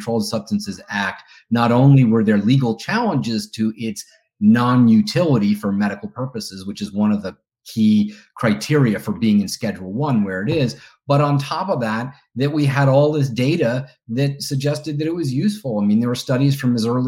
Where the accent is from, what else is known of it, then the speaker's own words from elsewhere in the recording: Boston, Massachusetts, United States; I grew up here in the Boston area. I live in the same town that I grew up